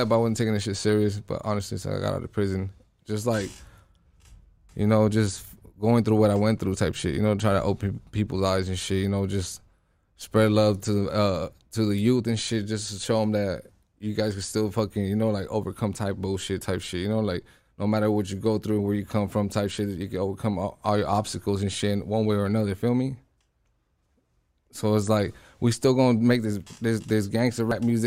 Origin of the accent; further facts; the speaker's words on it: Los Angeles, California, United States; On my side of town, it was active.